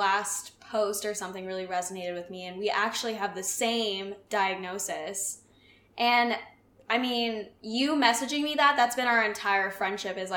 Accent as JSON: {"language": "English", "town": "Phoenix", "region": "Arizona", "country": "United States", "tie": "born or raised there", "said": "I'm from Phoenix"}